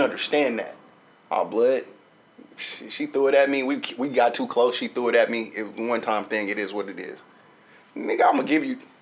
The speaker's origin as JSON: {"language": "English", "region": "the South", "country": "United States", "tie": "born or raised there", "said": "I grew up in the South"}